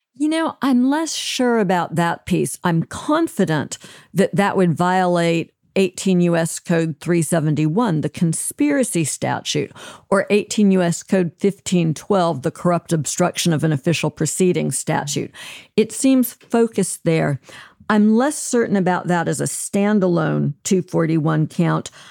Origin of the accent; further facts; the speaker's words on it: Alabama, United States; my home state of Alabama